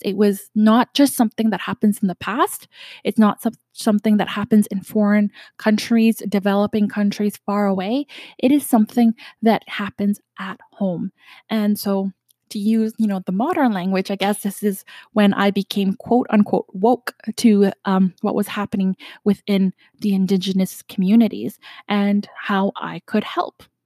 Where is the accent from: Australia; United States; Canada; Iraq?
Canada; I'm from Canada